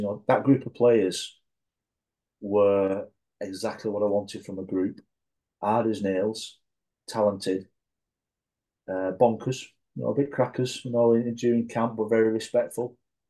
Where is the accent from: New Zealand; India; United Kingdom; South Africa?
United Kingdom; England; Even though I wasn't Scottish myself, I'm a proud Englishman and I know my heritage.